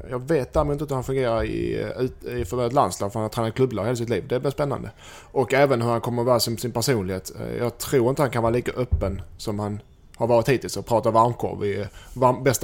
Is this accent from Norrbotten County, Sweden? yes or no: no; Helsingborg, Skåne, Sweden; att jag är skåning.